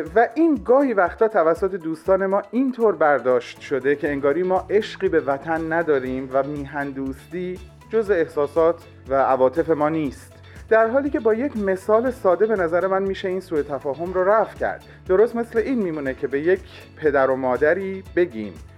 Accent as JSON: {"language": "Persian", "country": "Iran", "moved": "yes", "said": "ما ایرانی ها"}